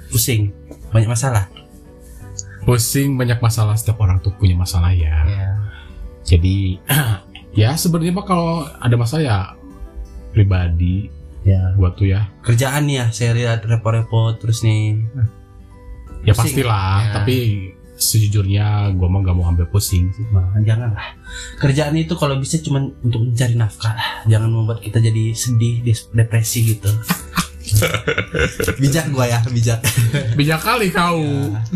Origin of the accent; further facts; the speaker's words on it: Garut, West Java, Indonesia; also born or lived in Bandung; Jadi gue tuh eh, lahir di Garut mm -hmm. dan sebenarnya masa kecil sih gue tinggal di sana.